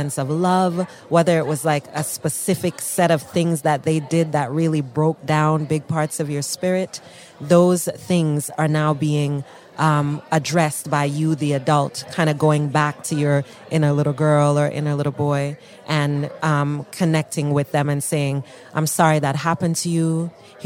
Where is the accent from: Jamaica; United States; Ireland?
Jamaica; I'm Black, I'm Jamaican